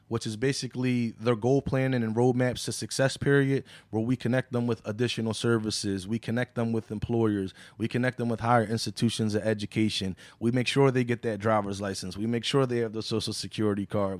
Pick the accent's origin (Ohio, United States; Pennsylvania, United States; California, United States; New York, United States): Pennsylvania, United States; Philadelphia; I grew up right there on Chew Avenue